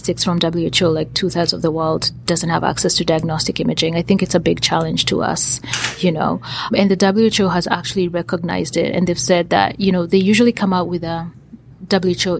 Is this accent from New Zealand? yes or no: no; Kenya; now in United States; most of my activities are located in Kenya, where I am from. I'm Kenyan